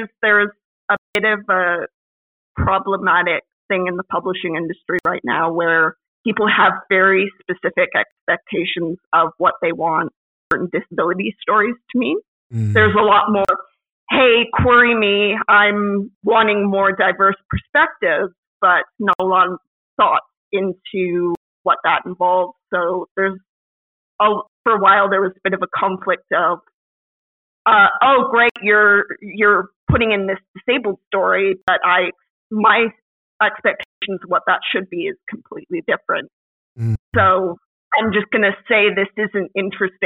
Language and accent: English; Canada; me as a Canadian woman of my generation